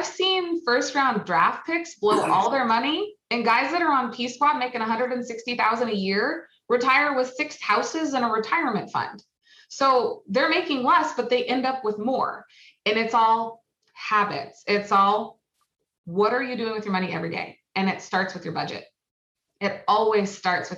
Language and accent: English; Oregon, United States; I am from Oregon. We get 100 degree weather twice a year